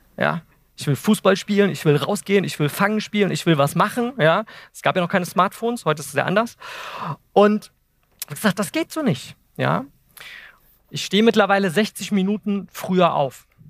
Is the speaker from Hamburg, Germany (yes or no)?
no; Eltville, Hesse, Germany; ich komme aus Wiesbaden, Eltville